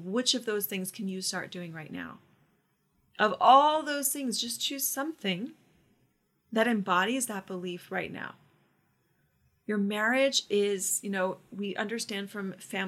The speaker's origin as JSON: {"language": "English", "town": "Orlando", "region": "Florida", "country": "United States", "said": "I'm from Orlando"}